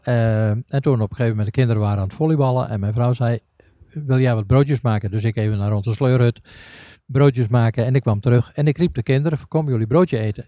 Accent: northern Netherlands, Netherlands; ik kom uit het noorden

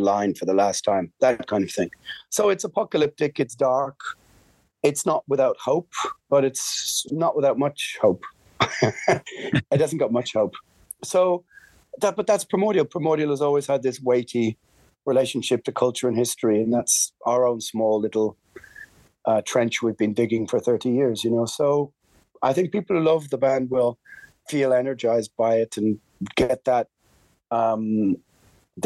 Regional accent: Ireland; We're Irish

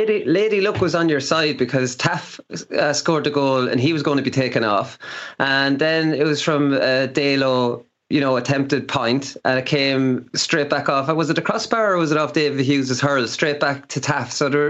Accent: Laois, Ireland; Like, I get goosebumps watching that, and I'm from Leash.

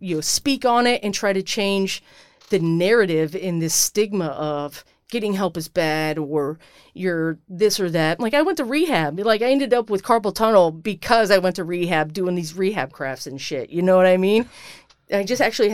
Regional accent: Iowa, United States; moved away; growing up in Iowa and being in the Army

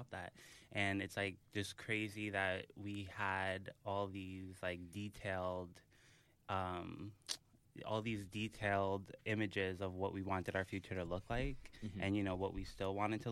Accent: New York City, New York, United States; Growing up in New York City

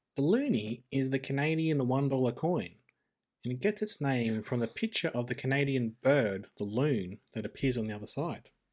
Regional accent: Australia

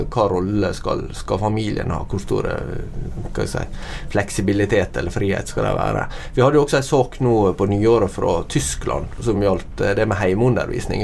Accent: Norway; jeg som nordmann

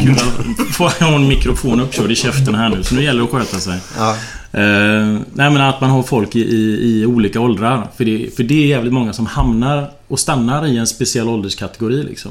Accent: Partille, Västra Götaland, Sweden; also born or lived in Tynnered; now in Bollebygd, Sweden; Jag är uppvuxen i Partille

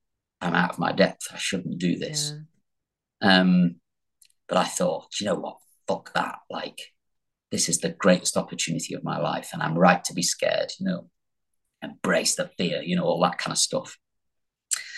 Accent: the North, England, United Kingdom; I'm from the North.

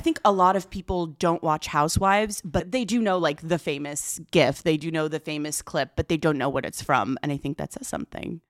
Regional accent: Inland Empire, California, United States; I grew up in the Inland Empire, just a hop, skip, and a freeway away from Orange County

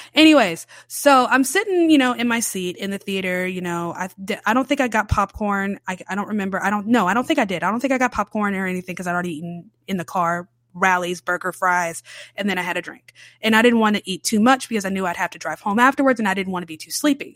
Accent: Charlotte, North Carolina, United States; now in New Orleans, United States; I grew up in Charlotte, North Carolina

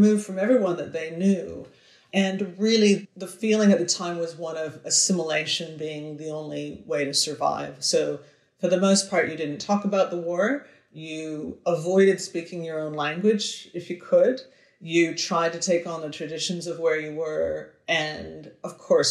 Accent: Victoria, British Columbia, Canada; They moved west to Victoria, where I am now. So I've returned to my hometown

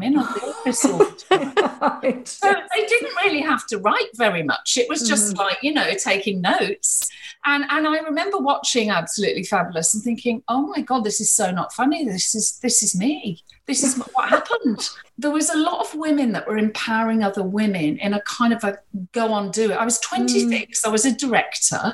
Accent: Birmingham, West Midlands, United Kingdom; also born or lived in Coventry; I grew up in Birmingham. My mum's Irish and my father is of that descent

